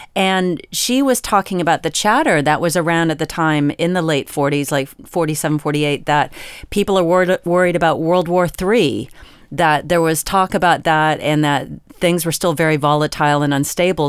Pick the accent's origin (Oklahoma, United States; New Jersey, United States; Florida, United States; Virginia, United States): Virginia, United States; I am from Virginia